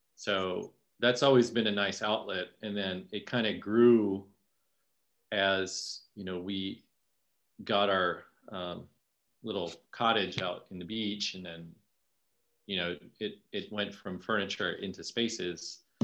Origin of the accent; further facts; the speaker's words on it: Falls Church, Virginia, United States; moved away as an adult; also born or lived in New York City / Philippines (parents); now in Delaware County, Pennsylvania, United States; I'm from Falls Church, Virginia. It's like mm-hmm. pretty close to DC